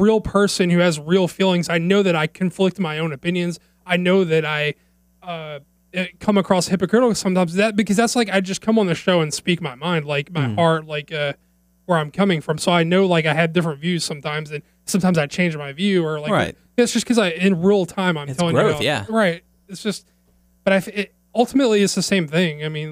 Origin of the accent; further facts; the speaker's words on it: United States; as an American